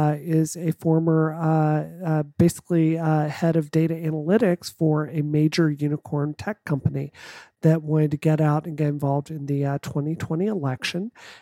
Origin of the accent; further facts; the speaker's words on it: the South, United States; because I mean, you know, growing up in the South, I have run into people that really, really, really do believe